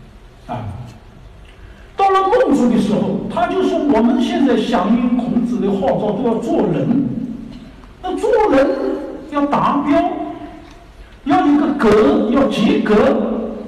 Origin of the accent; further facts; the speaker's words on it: China; 我们中国人非常看重啊